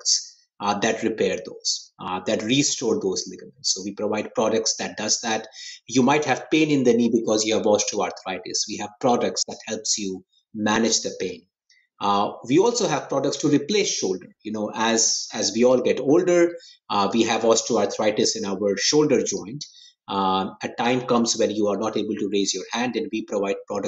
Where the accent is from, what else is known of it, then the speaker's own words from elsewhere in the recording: India; moved away as an adult; now in United States; I grew up in India. I grew up in a small town in India, you know, not one of the big cities